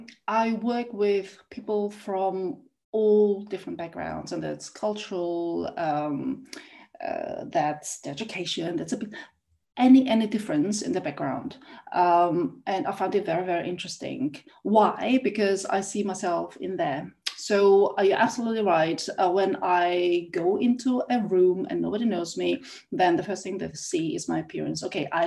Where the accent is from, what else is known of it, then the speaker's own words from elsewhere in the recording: Vienna, Austria; also born or lived in South Korea; So I am East Asian. I look East Asian. And when I was 6 years old, my family moved to Vienna in Austria. And this was in 1979, so a long time ago. And I grew up in Austria